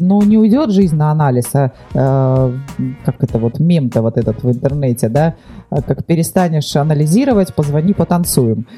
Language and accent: Russian; Vladivostok, Primorsky Krai, Russia; я родилась во Владивостоке